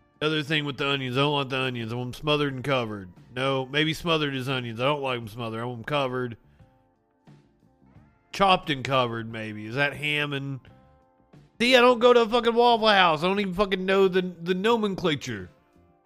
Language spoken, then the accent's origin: English; the South, United States; I'm from the South.